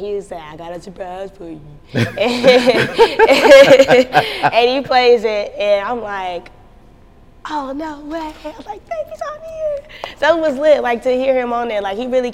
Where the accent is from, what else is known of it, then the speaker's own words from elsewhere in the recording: North Carolina, United States; North Carolina